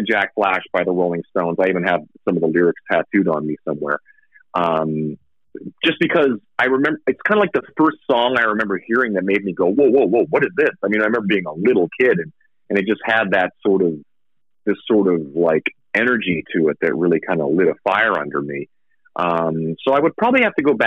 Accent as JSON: {"language": "English", "region": "Saskatchewan", "country": "Canada", "tie": "born or raised there", "also_born_or_lived": "Vancouver, Canada", "moved": "yes", "lives_now": "Las Vegas, United States", "said": "I moved like from Saskatchewan, where I grew up, was super winter"}